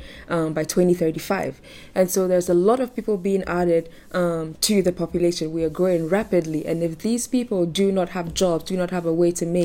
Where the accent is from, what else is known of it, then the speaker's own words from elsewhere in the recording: Accra, Greater Accra, Ghana; I am from Ghana, Accra, Ghana, actually